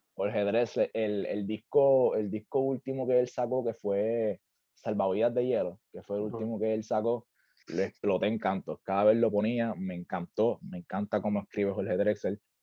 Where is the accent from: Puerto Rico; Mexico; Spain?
Puerto Rico; Juana Díaz; moved away as an adult; also born or lived in Ponce, Puerto Rico / Santurce, San Juan, Puerto Rico; now in Orlando, United States; yo nací en Ponce, aunque no me crié allá abajo, me crié en Juanadía, de hecho, o sea, al ladito de Ponce.